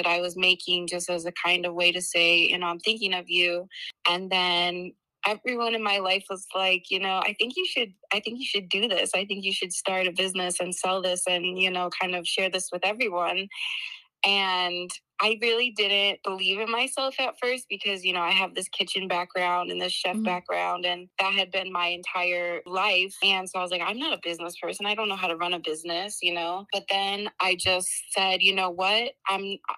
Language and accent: English; Chicago, Illinois, United States; moved away as an adult; now in Portland, United States; I grew up in Chicago, Illinois, and I moved here about 6 years ago